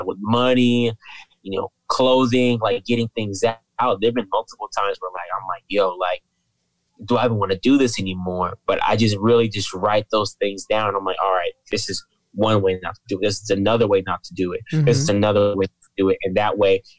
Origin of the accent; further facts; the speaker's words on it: Fresno, California, United States; I grew up in Fresno